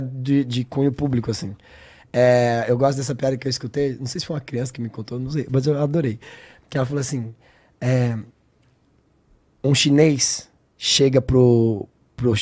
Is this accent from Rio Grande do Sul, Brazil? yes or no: no; São Paulo, Brazil; Eu sou de São Paulo